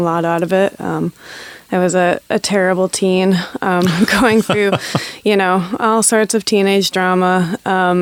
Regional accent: Grand Rapids, Michigan, United States; I grew up in Grand Rapids, Michigan, which is pretty conservative

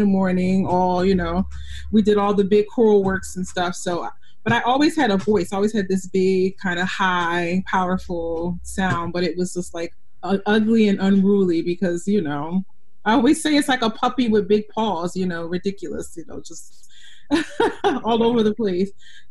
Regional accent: Philadelphia, Pennsylvania, United States; I'm originally from Philadelphia. I live in Philadelphia now. So, you know, we are a big arts town, all kinds of music.

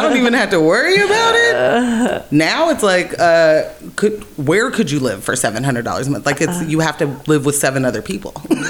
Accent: Portland, Oregon, United States; So I grew up in the Irvington area before the Irvington area was like the cool historic Irvington.

